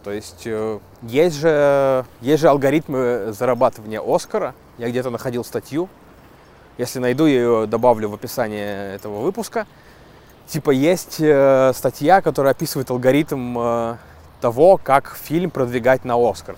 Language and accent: Russian; Zheleznogorsk, Russia; Железногорска, моего родного города